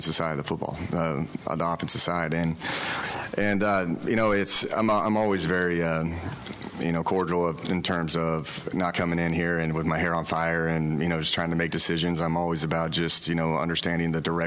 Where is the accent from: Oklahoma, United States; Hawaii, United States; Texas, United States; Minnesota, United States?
Oklahoma, United States; now in Waco, United States; I'm from Oklahoma